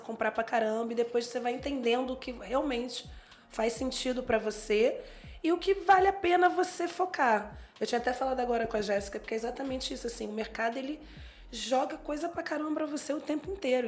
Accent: Rio de Janeiro, Brazil; now in São Paulo, Brazil; Eu sou carioca, estou em São Paulo agora

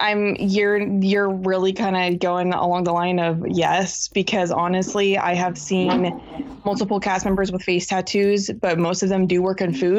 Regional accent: Washington, United States; I grew up in Washington State

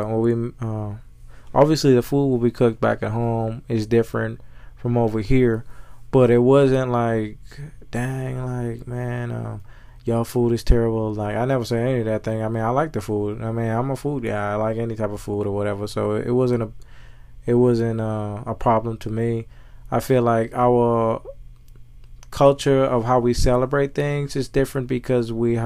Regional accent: Bahamas; now in United States; I'm from the Bahamas

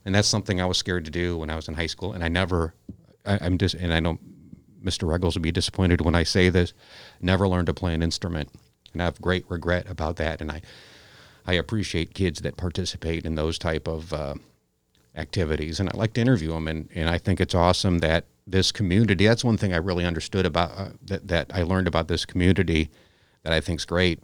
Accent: United States; moved away as an adult; now in Aledo, United States; I grew up in the Quad Cities

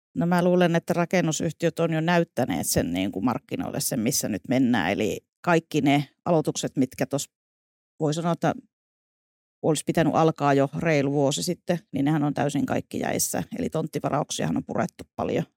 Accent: northern Finland, Finland; now in Vantaa, Finland; sieltä olen kotoisin, niin kuin murteista varmaan voi

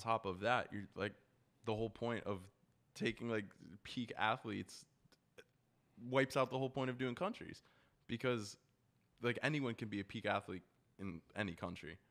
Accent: United States; I'm an American

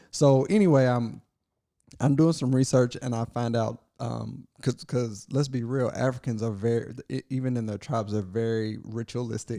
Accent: Kentucky, United States; I was born in Kentucky

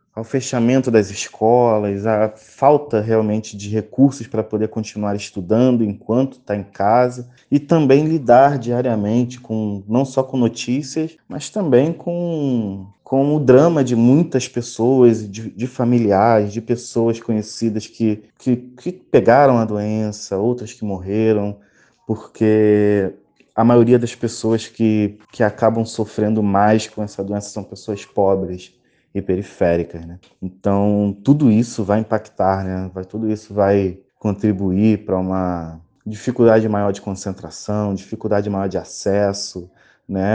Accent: Rio de Janeiro, Brazil; Sou do Rio de Janeiro, sou professor de História

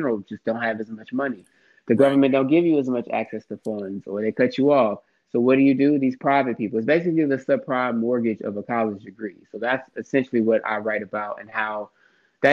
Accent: Houston, Texas, United States; also born or lived in Harlem, New York; I'm from Houston, but I'm actually in Harlem right now

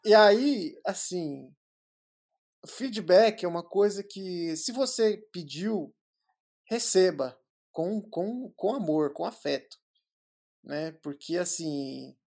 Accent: São Paulo, Brazil; eu sou de São Paulo

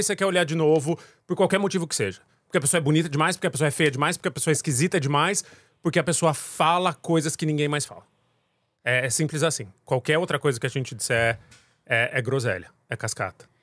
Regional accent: Jundiaí, São Paulo, Brazil; also born or lived in Angola; Moro no, morei em, cresci em Jundiaí

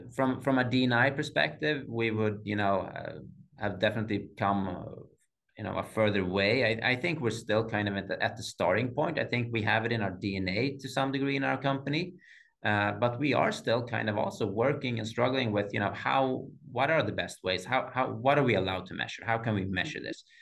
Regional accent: Sweden; growing up uh, in the 80s uh, having black hair in sweden

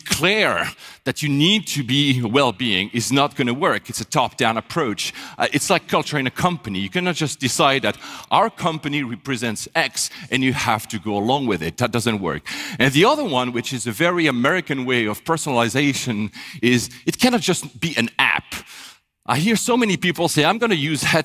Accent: Switzerland; moved away as an adult; also born or lived in Japan / Manila, Philippines; I was born in Switzerland

